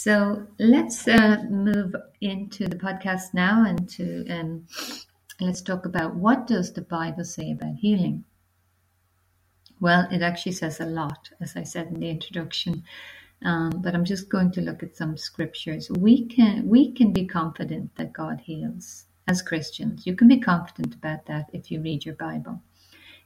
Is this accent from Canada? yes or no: no; Ireland; moved away as an adult; also born or lived in London, United Kingdom; now in Portugal; I'm from Ireland. I'm currently living in Portugal.